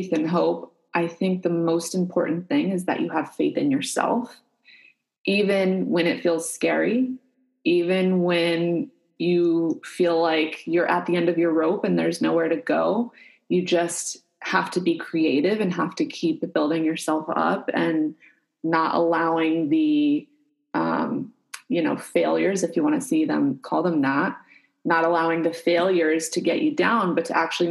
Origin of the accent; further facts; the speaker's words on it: United States; I'm American